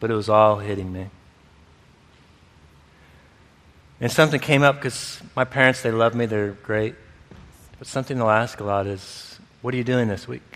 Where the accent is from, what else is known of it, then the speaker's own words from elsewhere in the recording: Michigan, United States; this place where I grew up in Michigan